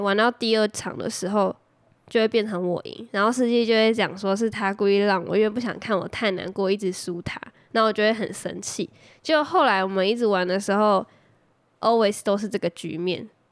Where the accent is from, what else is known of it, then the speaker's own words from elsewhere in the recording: Taoyuan, Taiwan; 因为我是桃园人，所以我一定是读桃园区的啊。 对啊，反正我就是桃园人啊，正港的桃园人